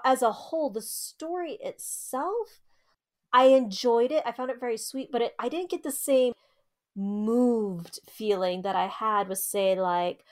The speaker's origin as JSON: {"language": "English", "region": "Arizona", "country": "United States", "said": "we're from Arizona"}